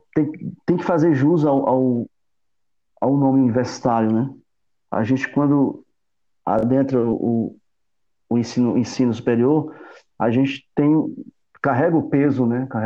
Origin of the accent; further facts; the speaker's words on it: Northeast Region, Brazil; como nordestino que sou, como um, cara, um sertanejo que sou